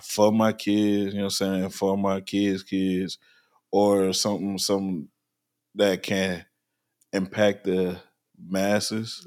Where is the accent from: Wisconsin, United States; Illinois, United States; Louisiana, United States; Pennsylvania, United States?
Louisiana, United States; New Orleans; now in Virginia Beach, United States; I'm originally from New Orleans, and I live in Virginia